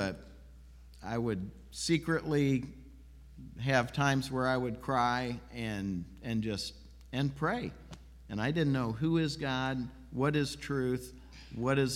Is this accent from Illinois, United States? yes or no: yes; Peoria, Illinois, United States; I grew up in Peoria, Illinois